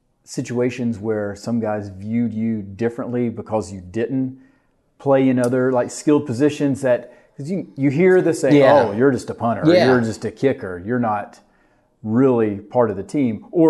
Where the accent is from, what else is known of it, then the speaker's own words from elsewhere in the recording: Georgia, United States; I'm from Georgia, so